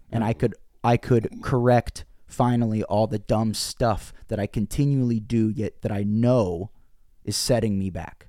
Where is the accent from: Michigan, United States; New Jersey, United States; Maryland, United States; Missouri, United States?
Missouri, United States; Bolivar; moved away; also born or lived in Springfield, Missouri; I grew up in Bolivar, Missouri, small town